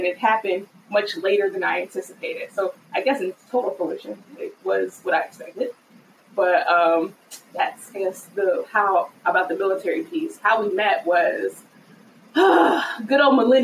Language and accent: English; Virginia, United States; I'm from Virginia.